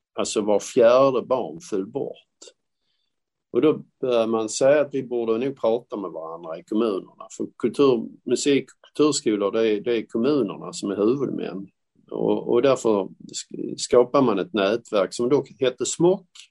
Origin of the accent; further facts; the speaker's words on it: Malmö, Skåne, Sweden; jag är själv från Malmö. Det är en industristad. Det, det, det, säger alla, ja men Malmö är en industristad. Det var det också när jag växte upp